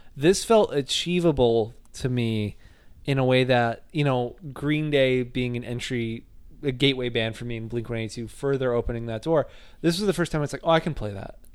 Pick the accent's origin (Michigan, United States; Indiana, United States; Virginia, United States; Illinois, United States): Indiana, United States; Northwest; I was not from Chicago, but I'm from Northwest Indiana